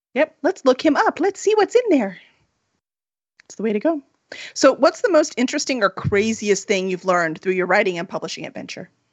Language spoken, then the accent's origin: English; Chicago, Illinois, United States; we're from Chicago